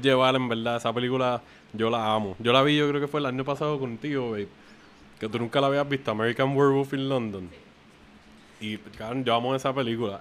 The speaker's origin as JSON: {"language": "Spanish", "town": "Canóvanas", "country": "Puerto Rico", "tie": "born or raised there", "said": "donde yo crecí en Canoa en otra parte, en Palmasola"}